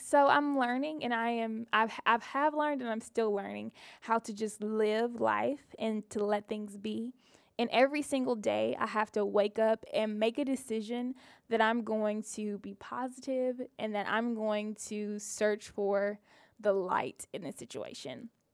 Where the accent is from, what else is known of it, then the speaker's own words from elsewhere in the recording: Mississippi, United States; I'm a Mississippi girl, born and raised